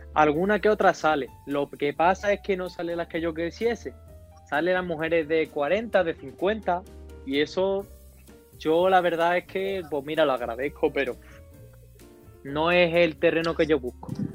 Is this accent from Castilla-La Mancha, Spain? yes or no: no; San Pedro Alcántara, Andalusia, Spain; moved away; also born or lived in Madrid; si le digo de San Pedro, pues yo tiro más a Marbella